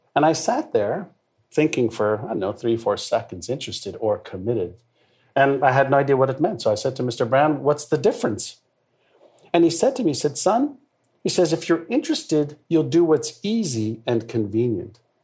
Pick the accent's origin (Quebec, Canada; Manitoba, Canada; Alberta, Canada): Quebec, Canada; Montreal; first language Hebrew; English is a second language; also born or lived in Israel; I got to Montreal at a, as a six-year-old kid. I was actually five and a half, and I spoke Hebrew, which was my mother tongue